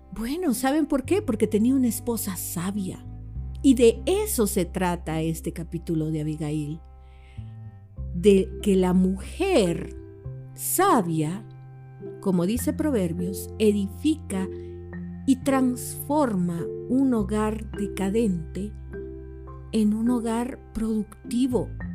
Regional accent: El Salvador; como mujer, como salvadoreña

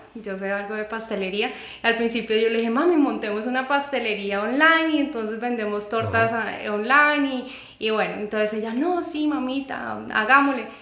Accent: Colombia; moved away; also born or lived in United States; una situación familiar eh, me trajo de vuelta a Colombia

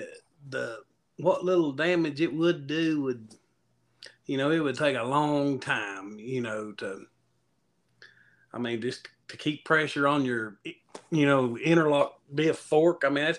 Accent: Virginia, United States; I'm from Southwest Virginia.

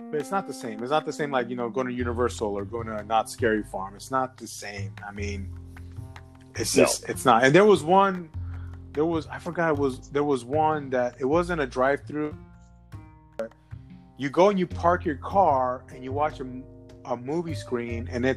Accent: New York, United States; growing up in New York

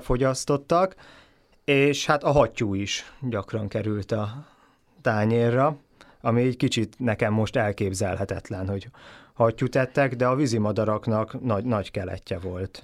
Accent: Hungary; a mi magyar gondolkodásunk az a ételközeg, amivel felnőttünk

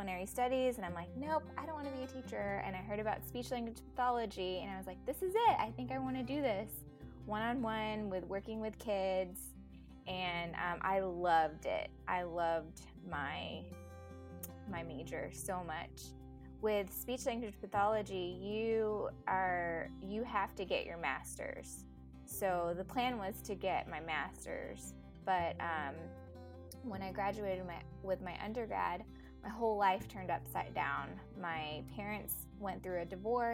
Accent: Dallas, Texas, United States; also born or lived in Philippines; I pretty much grew up in Dallas since I was 5. So I'm from Dallas, Texas

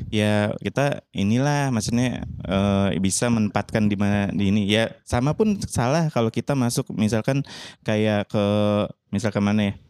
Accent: Jakarta, Indonesia; now in Bali, Indonesia; aku ini kan sebenarnya uh, jatuhnya tuh asli Jakarta

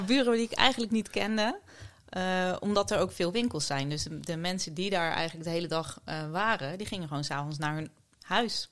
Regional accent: Dordrecht, South Holland, Netherlands; moved away as an adult; now in The Hague, Netherlands; Ik ben een geboren schapenkop. Ik kom uit Dordrecht.

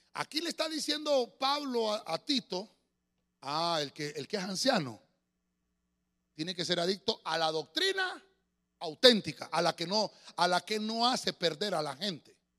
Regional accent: Tegucigalpa, Francisco Morazán, Honduras; los que somos de aquí de Tegucigalpa, allá por la década de los 80

